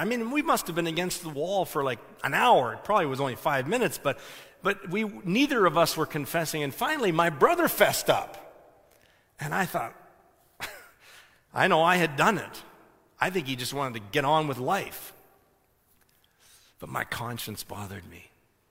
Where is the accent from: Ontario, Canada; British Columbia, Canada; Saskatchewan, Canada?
Ontario, Canada; I was saying, I'm from Ontario, you can see the plates